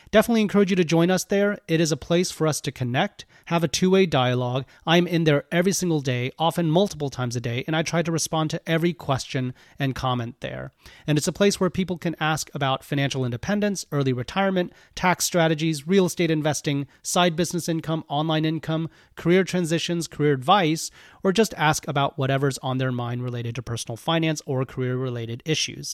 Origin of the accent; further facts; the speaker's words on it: Houston, Texas, United States; also born or lived in Austin, Texas; I'm Texas born and bred, not Dallas, but I grew up in Houston and, um, went to college in Austin.